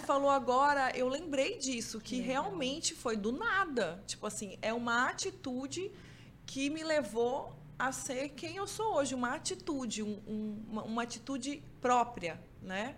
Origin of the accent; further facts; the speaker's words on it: Mato Grosso do Sul, Brazil; moved away as an adult; also born or lived in Campo Grande; now in Manaus, Brazil; Eu vim lá do Mato Grosso do Sul